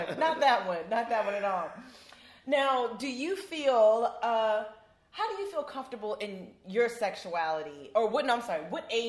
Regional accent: Maryland, United States; My mom, we're from Maryland

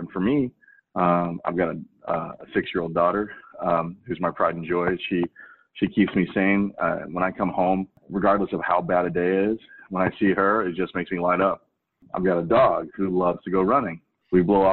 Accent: St. Louis, Missouri, United States; also born or lived in Korea / East Coast; now in Oregon, United States; I was born in Korea. I grew up in working class St. Louis, actually right next door to Ferguson in a little enclave called Moline Acres

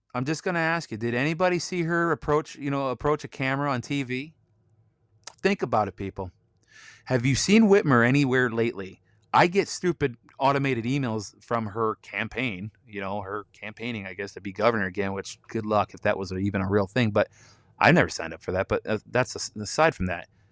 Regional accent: Michigan, United States; I'm from Michigan

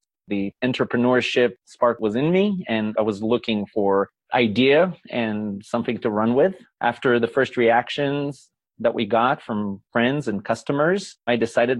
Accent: Israel; moved away as an adult; now in United States; Well, I was born in Israel

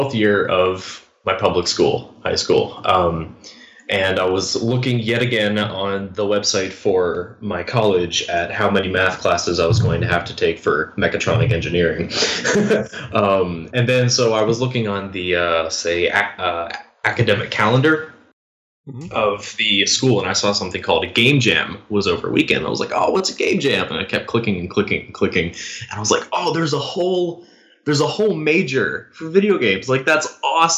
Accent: Georgia, United States; So I live in the United States, born and raised in Georgia.

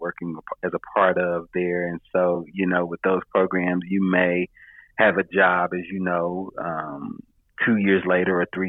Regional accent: North Carolina, United States; moved away as an adult; now in Atlanta, United States; where I was originally from, 2 hours or so from my hometown in, town in North Carolina

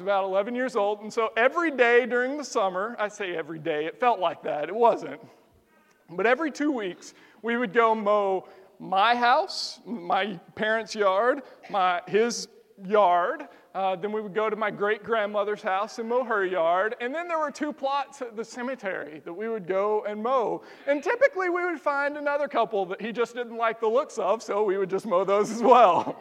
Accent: the South, United States; we're from the South

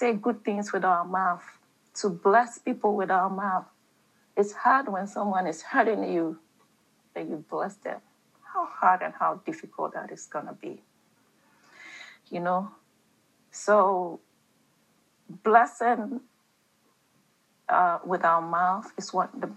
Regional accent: Ghana; I'm talking about Ghana, and I was brought up in Ghana

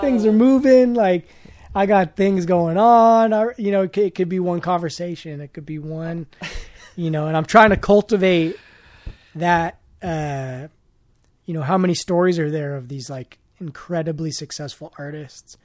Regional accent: Oakland, California, United States

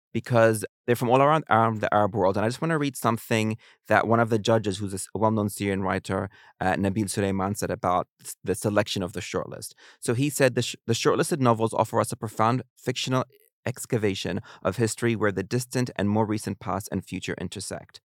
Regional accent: New Zealand; moved away; I grew up in New Zealand

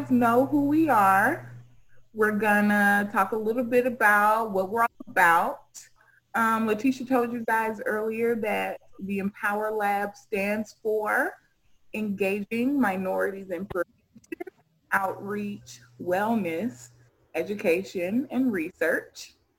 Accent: Sierra Leone; Oh, I said I was from Sierra Leone. So, yeah, we have the best beaches in the world, and I like to swim.

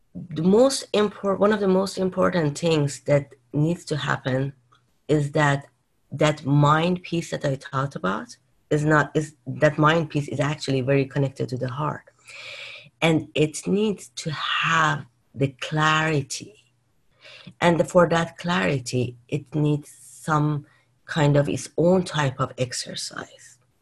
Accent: Tehran, Tehran Province, Iran; now in California, United States; I was born in Iran, in Tehran

